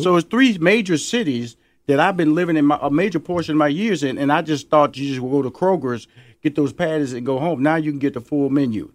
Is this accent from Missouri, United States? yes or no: no; Houston, Texas, United States; now in Atlanta, United States; Houston, Texas, my hometown